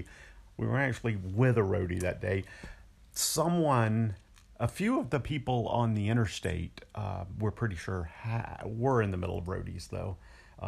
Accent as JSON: {"language": "English", "region": "the South", "country": "United States", "tie": "born or raised there", "said": "I was brought up in the South."}